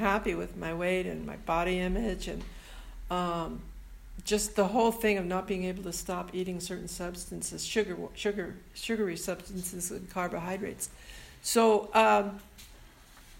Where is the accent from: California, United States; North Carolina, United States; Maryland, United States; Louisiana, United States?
California, United States; San Francisco; I was born and raised in San Francisco